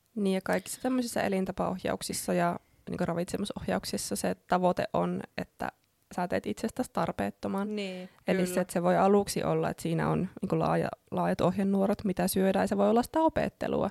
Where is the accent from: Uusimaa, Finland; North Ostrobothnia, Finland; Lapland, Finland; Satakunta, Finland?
North Ostrobothnia, Finland; Oulu; moved away as an adult; also born or lived in Australia / Helsinki; olen ihan syntyperäinen oululainen, niin kuin saattaa puheestakin käydä ilmi.